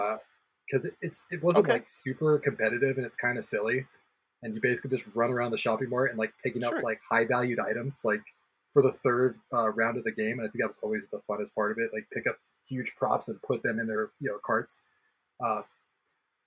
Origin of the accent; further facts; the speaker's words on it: California, United States; I'm from California